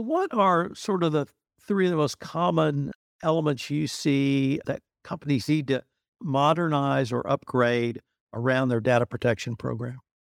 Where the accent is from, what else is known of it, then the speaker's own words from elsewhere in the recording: United States; me as an American